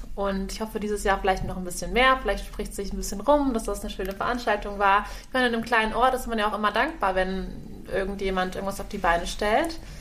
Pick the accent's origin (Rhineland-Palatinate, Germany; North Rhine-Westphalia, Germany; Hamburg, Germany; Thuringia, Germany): Rhineland-Palatinate, Germany; Kamp-Bornhofen; meine Heimat ist, ist Kap Bornhofen am Rhein in der Nähe von Koblenz